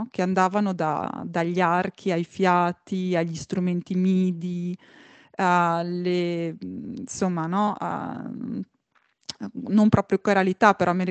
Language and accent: Italian; Italy; che è anche stato il mio ritorno in Italia, quindi un trasloco un, indietro in qualche modo nella mia terra di origine